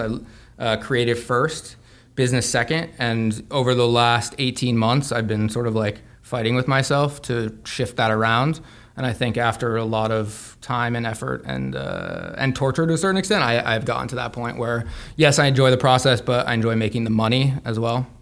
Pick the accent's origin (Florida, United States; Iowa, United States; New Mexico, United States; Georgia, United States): New Mexico, United States; Santa Fe; I grew up in Santa Fe, New Mexico.